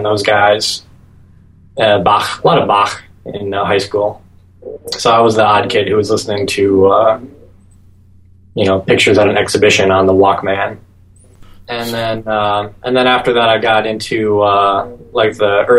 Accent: Green Bay, Wisconsin, United States; I grew up in around Green Bay, Wisconsin.

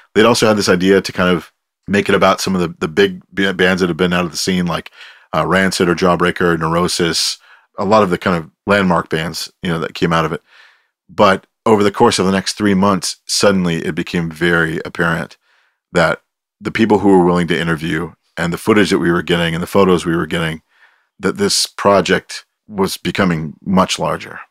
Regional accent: Pinole, California, United States; also born or lived in Oakland; I grew up here. I left f, for about fifteen years.

